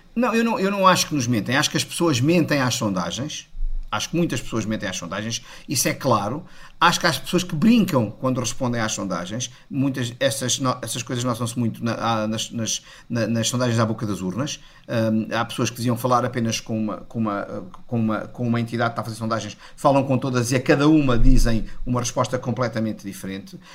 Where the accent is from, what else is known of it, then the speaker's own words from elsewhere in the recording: Portugal; eu como português